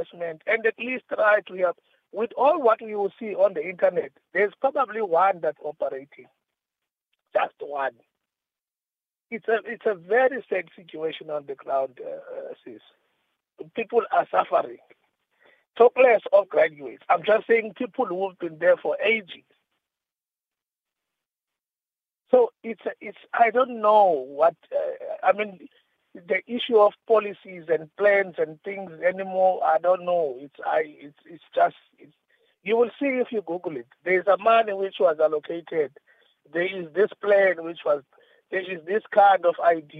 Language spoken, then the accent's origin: English; King William's Town, Eastern Cape, South Africa; I'm from Edinburgh, King Williamstown.